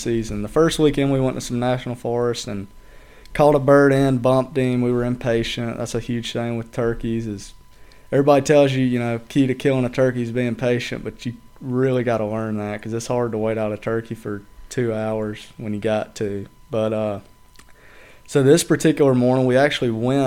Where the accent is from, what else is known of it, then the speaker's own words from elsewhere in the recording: Edgemoor, South Carolina, United States; I'm from Chester County. I'm from Edgemore, actually, but Chester County, nobody knows where Edgemore is